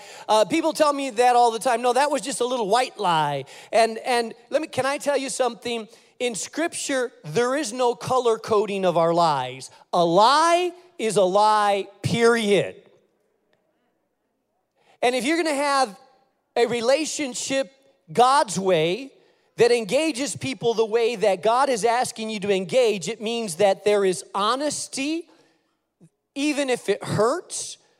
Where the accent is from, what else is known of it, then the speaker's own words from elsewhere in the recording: Spain; now in United States; And so I grew up in Spain. Everywhere outside of my house, I spoke Spanish, Castilian Spanish. In my house, I spoke English because my house, my parents were Americans, and so I spoke English in my house